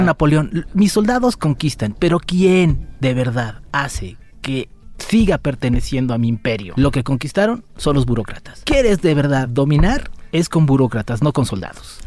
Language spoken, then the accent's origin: Spanish; Mexico; Como somos los mexicanos